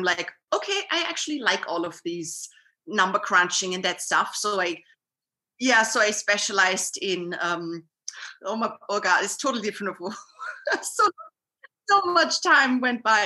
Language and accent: English; Vienna, Austria; I'm from Vienna, Austria, which is not so far away from Zurich. And I'm living here my whole life